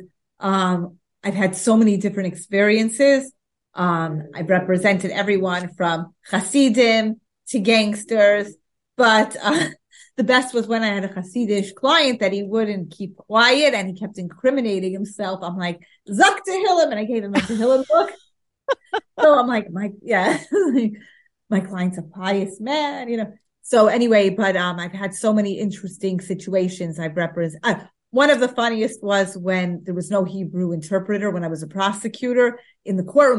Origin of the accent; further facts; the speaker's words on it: New York City, New York, United States; growing up in the Upper West Side